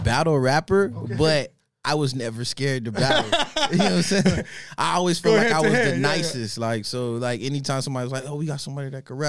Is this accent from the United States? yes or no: yes; South Florida, United States; also born or lived in Los Angeles, California; I was born in LA, but I was raised in Florida.